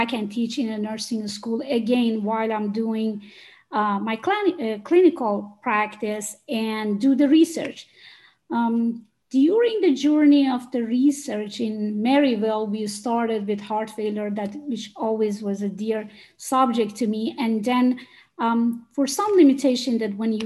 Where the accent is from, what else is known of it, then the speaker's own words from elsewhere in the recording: Iran; moved away as an adult; now in United States; I'm originally from Iran